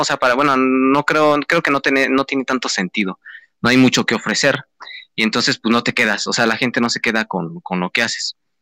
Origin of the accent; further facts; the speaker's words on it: State of Mexico, Mexico; somos del Estado de México